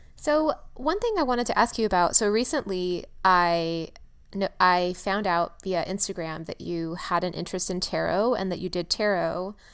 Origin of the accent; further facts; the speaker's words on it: California, United States; also born or lived in San Francisco / Los Angeles; I'm from California, I'm from San Francisco and LA.